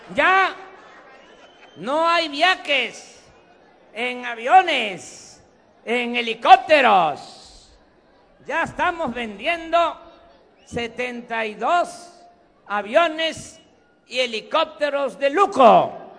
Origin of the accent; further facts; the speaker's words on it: Tabasco, Mexico; moved away; Este es mi origen, esta es mi tierra, esta es mi agua